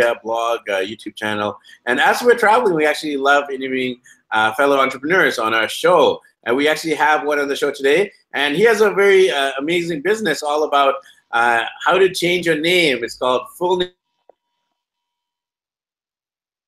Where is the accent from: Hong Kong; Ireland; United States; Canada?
Canada; Vancouver, British Columbia; I'm actually from Vancouver, BC, Canada, and we're known for not having the best winters either